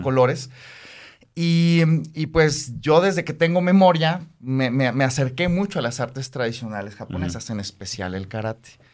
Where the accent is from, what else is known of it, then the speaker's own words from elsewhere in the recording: Mexico City, Mexico; moved away; Yo soy originario de la Ciudad de México. Este, crecí allá